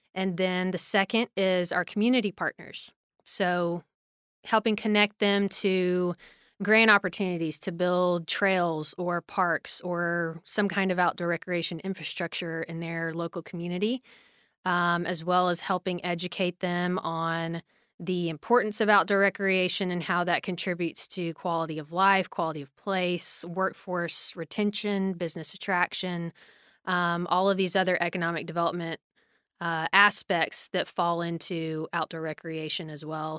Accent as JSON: {"language": "English", "town": "Little Rock", "region": "Arkansas", "country": "United States", "tie": "born or raised there", "said": "I grew up in Little Rock, Arkansas"}